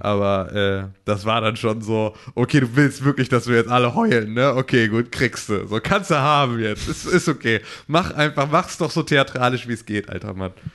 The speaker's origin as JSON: {"language": "German", "country": "Germany", "said": "als Deutsche"}